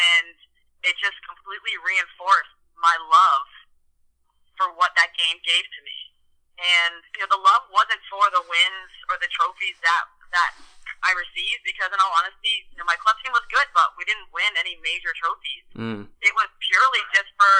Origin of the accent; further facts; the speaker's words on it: Bethesda, Maryland, United States; I grew up in Bethesda Soccer, and I played for the same club for about 10 years